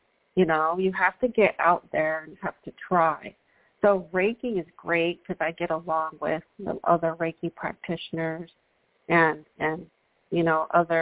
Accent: New York City, New York, United States; I'm a girl from New York City

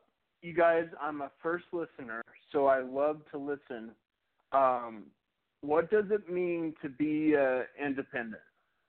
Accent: Homer, Alaska, United States; also born or lived in Washington / Montana / Colorado / California; now in Farwell, United States; I grew up in Alaska, in Homer, Alaska

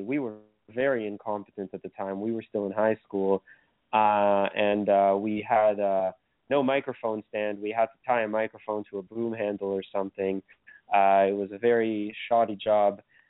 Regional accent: Thornhill, Ontario, Canada; our hometown of Thornhill, Ontario

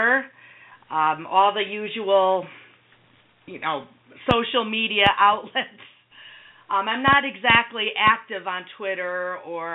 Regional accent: Connecticut, United States; also born or lived in Philadelphia, Pennsylvania; I was born in Philadelphia, believe it or not, but we left there when I was around a year old, and we moved to Connecticut, which was actually my mother's home state. Growing up was pretty average

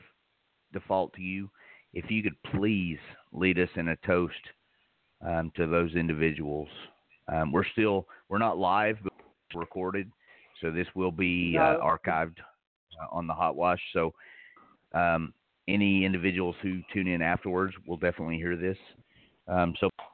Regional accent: Tennessee, United States; I'm from Tennessee

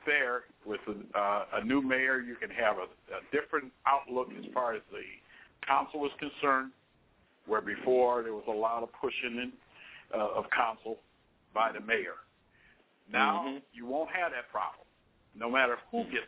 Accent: Cleveland, Ohio, United States; born or raised there; now in Chicago, United States

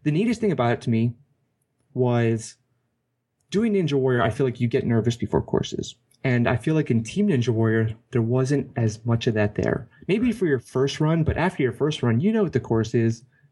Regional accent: Hawaii, United States; growing up as a kid, I grew up in Hawaii

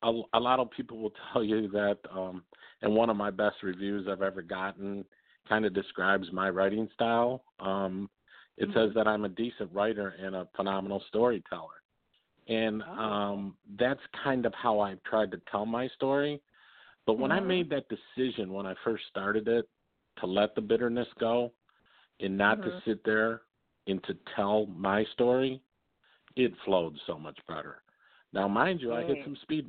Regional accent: Detroit, Michigan, United States; I grew up in Southwest Detroit.

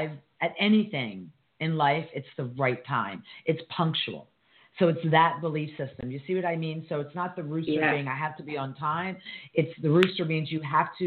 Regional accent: United States; as an American

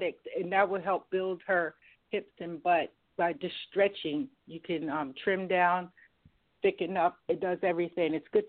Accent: Maryland, United States; from Maryland.

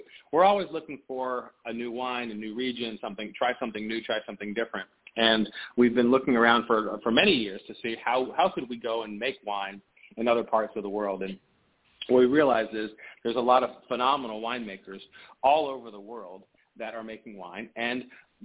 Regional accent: Washington, District of Columbia, United States; moved away as an adult; now in Mendoza, Argentina; I grew up in Washington, D.C.

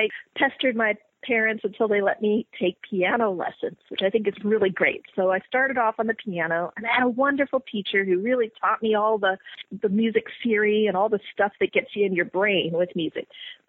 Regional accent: Montana, United States; born there; also born or lived in West Virginia / Virginia; I was born in Montana. And I don't remember much about it, except it looked pretty neat. We lived on a farm, and we had goats and a little goat cart, and I was when I was an infant. So then I lived in West Virginia, and I lived in Virginia

